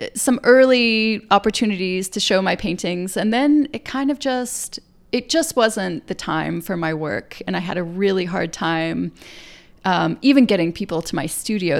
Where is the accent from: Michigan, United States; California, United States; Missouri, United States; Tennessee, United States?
Tennessee, United States; moved away as an adult; also born or lived in Athens, Georgia / New York; now in Brooklyn, United States; I grew up in Tennessee in a place with, you know, no real knowledge